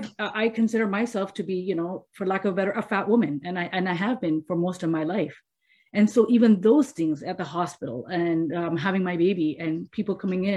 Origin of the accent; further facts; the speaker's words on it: India; because I come from India, but Muslims are considered minority there, not majority there in certain places.